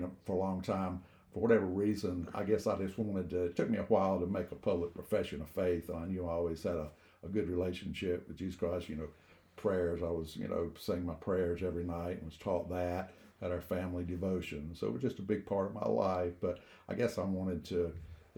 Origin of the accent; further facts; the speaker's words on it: Rock Hill, South Carolina, United States; born and raised in Rock Hill